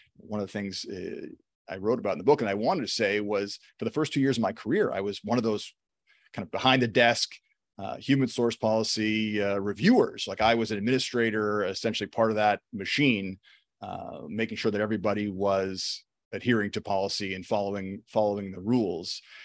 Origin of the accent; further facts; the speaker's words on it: Toronto, Ontario, Canada; I'm from Toronto. I'm working in Toronto, fifteen minutes, twenty minutes from where I grew up.